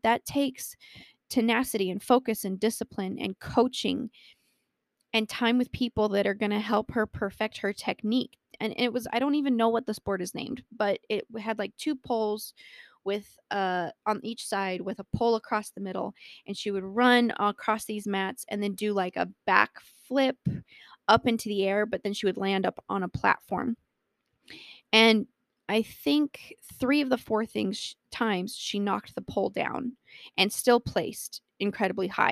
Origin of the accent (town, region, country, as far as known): Colorado, United States; born or raised there